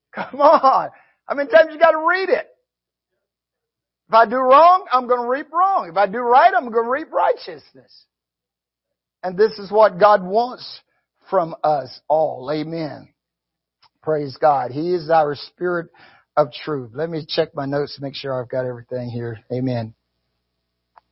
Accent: the South, United States; I grew up in the South in the 50s

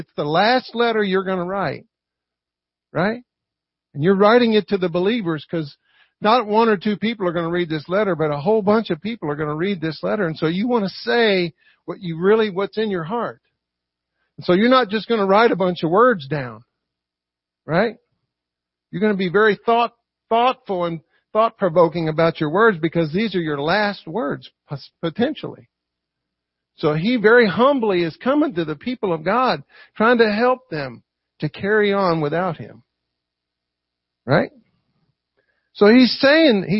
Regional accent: Louisville, Kentucky, United States; in my hometown, Louisville, Kentucky

